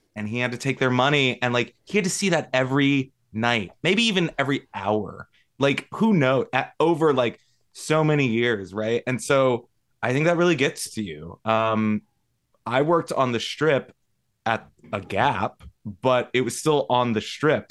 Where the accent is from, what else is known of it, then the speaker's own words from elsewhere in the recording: Las Vegas, Nevada, United States; moved away; my hometown